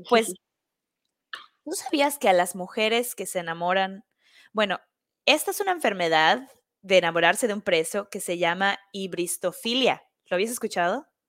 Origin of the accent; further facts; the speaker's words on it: Mexico; now in New York, United States; yo voy a esta fiesta y soy de México